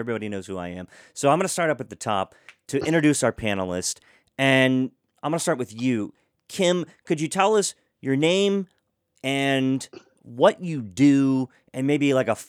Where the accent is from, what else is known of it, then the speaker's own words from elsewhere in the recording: Hagerstown, Maryland, United States; also born or lived in Pittsburgh; as a young kid growing up in Halfway and even in the city of Hagerstown